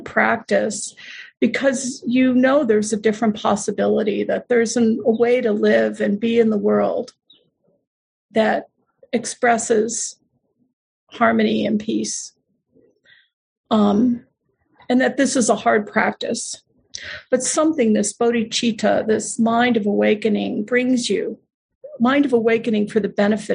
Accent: Buffalo, New York, United States; not far from where I was born in Buffalo, New York.

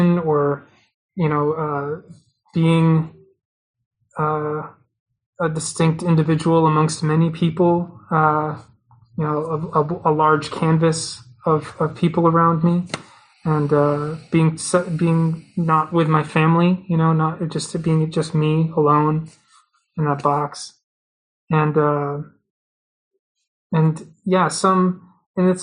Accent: Massachusetts, United States; I was at the Topps Field Fair in Massachusetts, in my hometown

